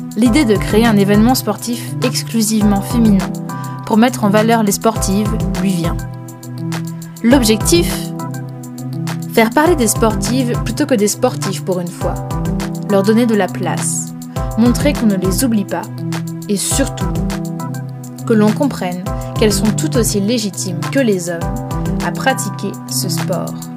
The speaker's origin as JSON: {"language": "French", "town": "Rennes", "region": "Brittany", "country": "France", "said": "je suis rennaise"}